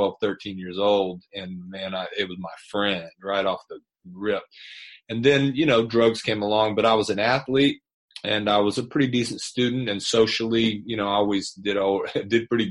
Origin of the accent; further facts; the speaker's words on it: Atlanta, Georgia, United States; I grew up here in the Atlanta area, and I'm 55, and so my whole stretch has been in and around Atlanta, North Georgia, and so I'm a homegrown product here